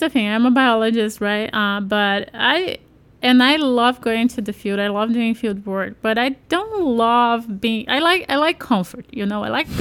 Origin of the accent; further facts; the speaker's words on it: Brazil; I'm from Brazil